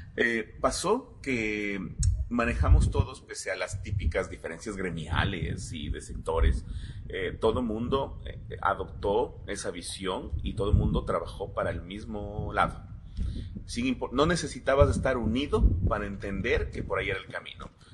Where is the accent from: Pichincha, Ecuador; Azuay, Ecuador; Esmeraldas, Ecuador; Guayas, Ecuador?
Pichincha, Ecuador; Quito; also born or lived in New York, United States; yo soy ecuatoriano, vengo desde la ciudad de Quito